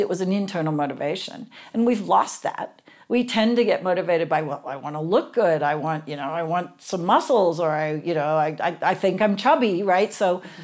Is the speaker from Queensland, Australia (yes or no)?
no; Sydney, New South Wales, Australia; I grew up in Sydney, Australia